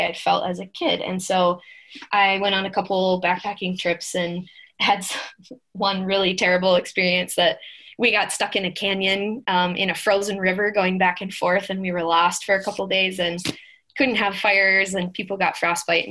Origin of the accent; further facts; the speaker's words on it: Minnesota, United States; I'm from Minnesota, born and raised